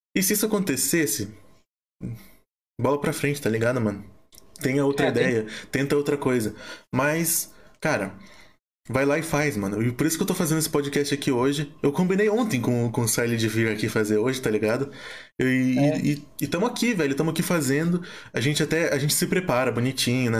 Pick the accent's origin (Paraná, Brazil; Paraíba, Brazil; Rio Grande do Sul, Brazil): Paraná, Brazil; Curitiba; Eu sou de Curitiba, Paraná